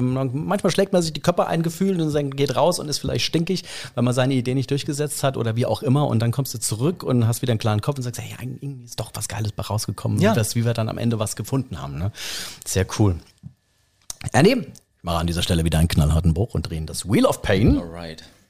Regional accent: Rhineland-Palatinate, Germany; wir als Pfälzer

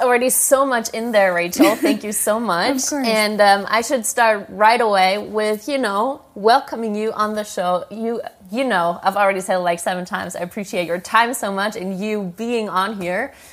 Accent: Germany; English is a second language; I am from Germany

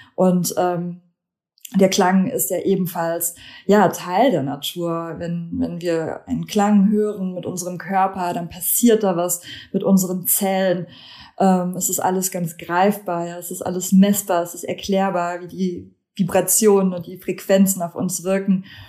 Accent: Germany; also born or lived in Lithuania; now in Hamburg, Germany; Ich komme ursprünglich aus Litauen. Ich bin da geboren, aber in Deutschland aufgewachsen

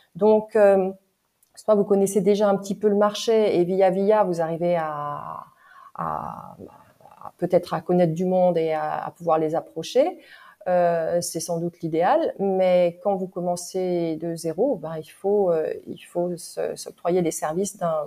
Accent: France; en tant que française

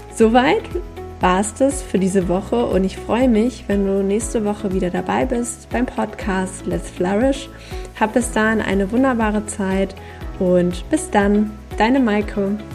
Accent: Hanover, Lower Saxony, Germany; ich bin sehr zufrieden in meiner Heimat und ich bin hier auch groß geworden

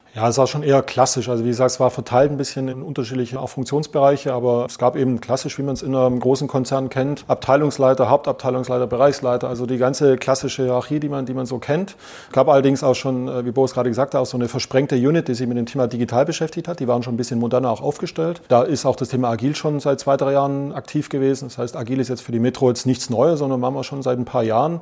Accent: Swabia, Germany; accent: Swabian; Und ich versuche Hochdeutsch zu sprechen, bin Schwabe

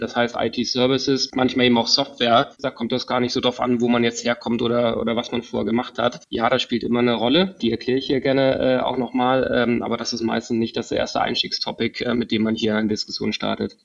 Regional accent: Kiel, Schleswig-Holstein, Germany; ich bin groß geworden in Kiel, habe dort ein Abitur gemacht

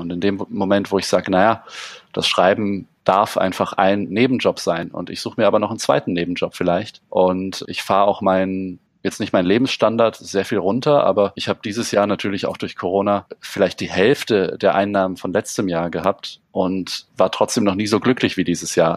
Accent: Allgäu, Bavaria, Germany; moved away as an adult; now in Munich, Germany; Ich bin ja auch im, im Allgäu geboren und lebe jetzt seit 13 Jahren mit, mit kleinen Unterbrechungen in München

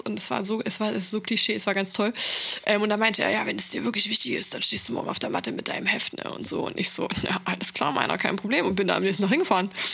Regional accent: Thuringia, Germany; now in Berlin, Germany; kommen wir beide aus Thüringen

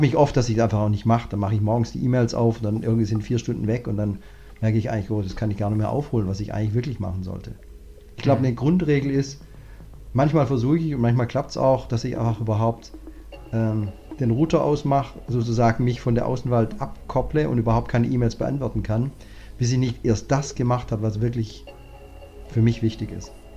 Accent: Southern Germany, Germany; als, als Deutscher, also vor allem ich komme aus dem Süddeutschen

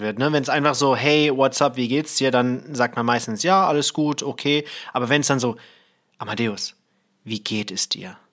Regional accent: Thailand; moved away; ich bin in Thailand aufgewachsen

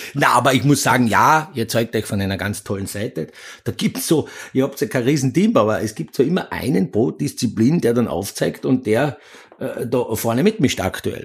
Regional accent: Austria; als Österreicher

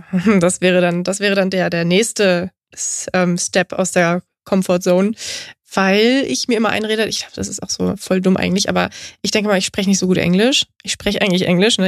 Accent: Straubing, Bavaria, Germany; now in Berlin, Germany; Straubing, das ist meine Heimatstadt

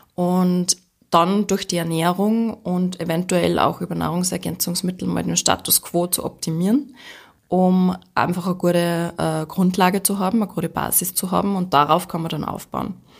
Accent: Austria; bei uns in Österreich

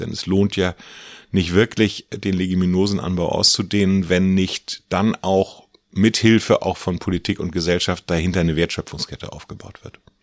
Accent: Gnoien, Mecklenburg-Vorpommern, Germany; Ich komme aus Gneuen. Das ist eine kleine Stadt in Mecklenburg zwischen Rostock und der Demmin.

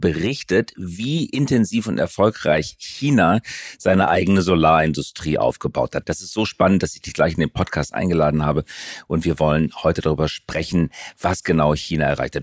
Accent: Germany; wir Deutsche

